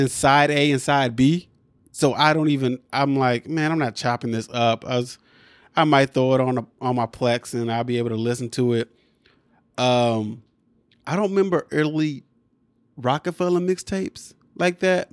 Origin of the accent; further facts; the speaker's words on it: Midwest, United States; we grew up in the Midwest